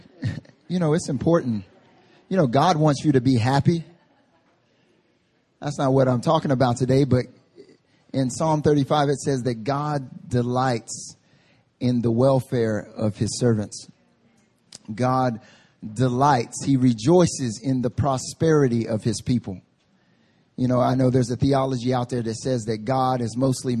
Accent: North Carolina, United States; now in Seoul, South Korea; I grew up in North Carolina

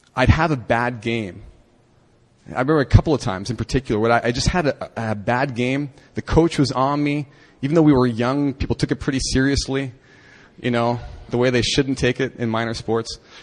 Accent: Canada; moved away; when I was growing up in Canada

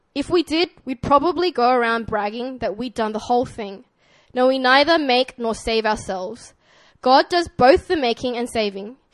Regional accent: Sydney, New South Wales, Australia; accent: Australian; moved away; this is my Australian accent

